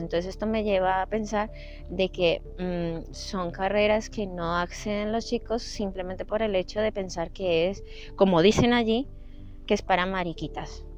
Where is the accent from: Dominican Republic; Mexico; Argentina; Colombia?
Colombia; Bogotá; moved away as an adult; now in Madrid, Spain; Yo nací en Bogotá, Colombia, y tomé la decisión de venirme a Madrid hace unos ocho años